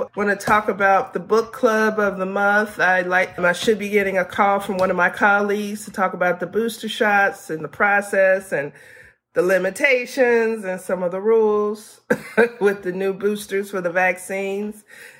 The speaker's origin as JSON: {"language": "English", "region": "the South", "country": "United States", "said": "I'm from the South."}